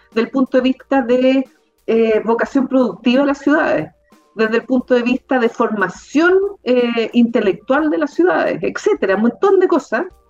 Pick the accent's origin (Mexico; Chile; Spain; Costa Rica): Chile; Concepción, Biobío; now in Santiago, Chile; yo soy de Concepción